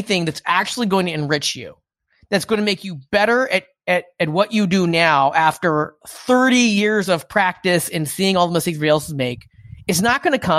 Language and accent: English; United States; For listeners who don't know, I'm Asian American.